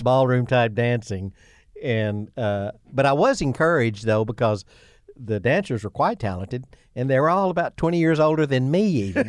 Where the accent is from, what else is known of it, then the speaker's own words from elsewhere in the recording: Imboden, Arkansas, United States; I'm from Imboden, but I attended Sloane Henry's high school